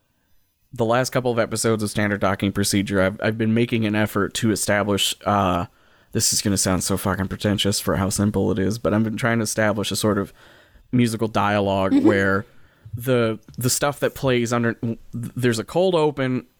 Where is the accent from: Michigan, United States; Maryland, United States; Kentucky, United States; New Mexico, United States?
Kentucky, United States; I grew up in Kentucky